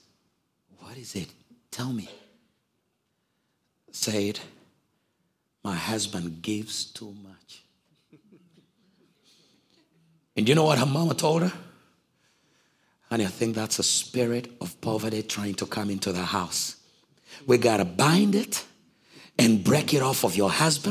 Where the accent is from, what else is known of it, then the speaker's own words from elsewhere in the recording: Uganda; I'm from Africa